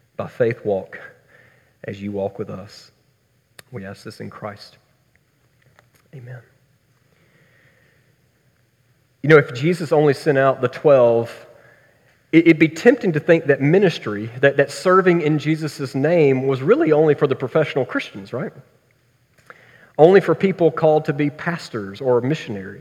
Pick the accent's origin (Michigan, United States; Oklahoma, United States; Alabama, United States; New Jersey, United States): Alabama, United States; Tuscaloosa; growing up around Tuscaloosa, it was lonely being an Auburn fan